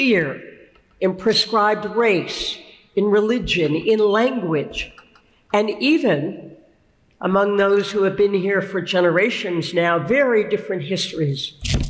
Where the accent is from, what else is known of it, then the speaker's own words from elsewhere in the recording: United States; We are, I expect, almost all of us in this room, Americans.